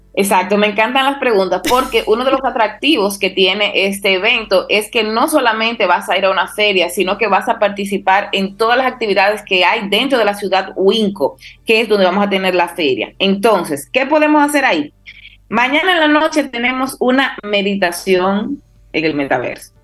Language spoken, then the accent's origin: Spanish; Dominican Republic